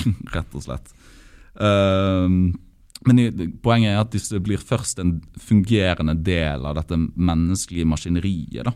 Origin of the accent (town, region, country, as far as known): Norway